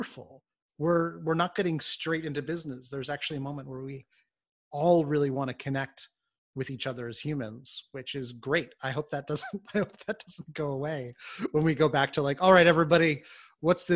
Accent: New York City, New York, United States; as a New Yorker

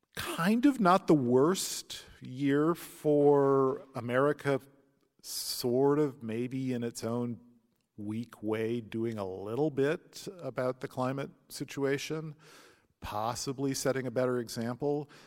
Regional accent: St. Louis, Missouri, United States; when I grew up in Saint Louis

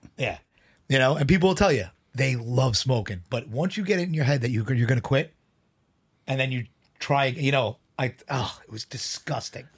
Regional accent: New York City, New York, United States; I grew up in Bayside, but, uh, I used to hang out in Glendale

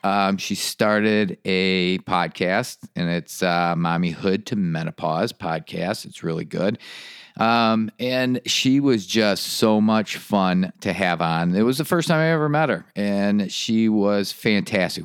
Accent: Michigan, United States; moved away as an adult; now in North Carolina, United States; when I left Michigan, I left it because of the gray and the cold

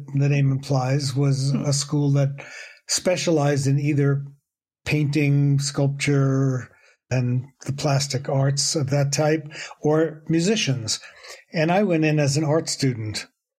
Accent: New York City, New York, United States; moved away as an adult; also born or lived in Woodstock, New York; I grew up in New York City, and I was very lucky to go to a school called the High School of Music and Art, which was in Manhattan. I grew up in the Bronx.

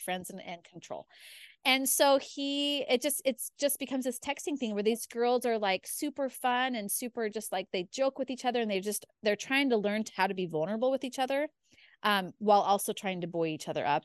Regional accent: Spokane, Washington, United States; moved away as an adult; also born or lived in Idaho; I was born and raised in Spokane, Washington

